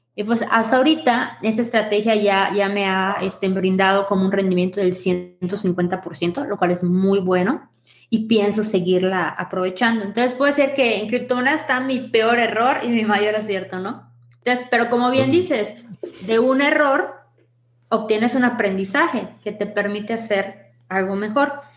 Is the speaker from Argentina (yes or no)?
no; Mérida, Yucatán, Mexico; soy de Mérida, Yucatán